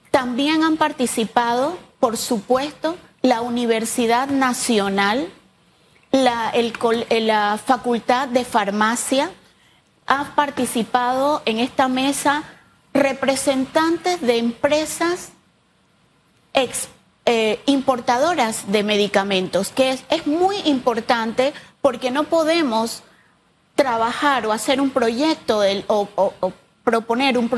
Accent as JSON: {"language": "Spanish", "country": "Panama", "said": "Entonces, nosotros como panameños ya es hora y por eso hemos asumido el reto"}